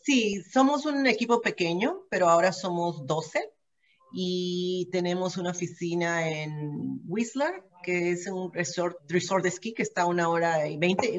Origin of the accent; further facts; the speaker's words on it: Peru; moved away as an adult; also born or lived in Ontario, Canada; now in Vancouver, Canada; pero mi origen es peruano, soy peruana